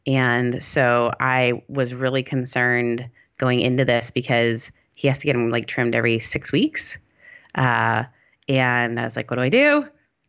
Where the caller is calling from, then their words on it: Costa Mesa, California, United States; Costa Mesa